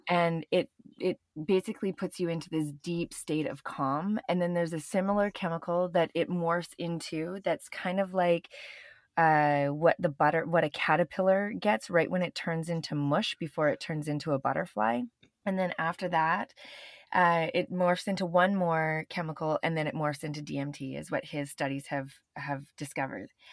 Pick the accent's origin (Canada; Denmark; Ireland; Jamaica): Canada; moved away; also born or lived in Venice; I'm Canadian